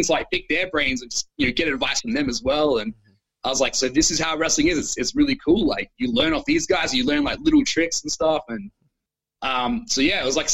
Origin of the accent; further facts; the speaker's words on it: Australia; being the Australian guy overseas